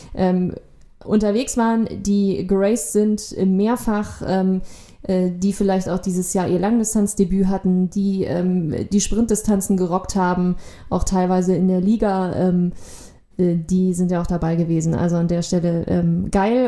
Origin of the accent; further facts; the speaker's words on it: Lower Saxony, Germany; now in Kiel, Germany; ich bin Niedersachsen